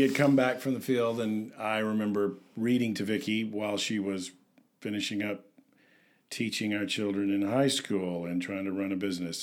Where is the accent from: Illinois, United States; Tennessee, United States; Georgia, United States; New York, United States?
Tennessee, United States; I'm from Tennessee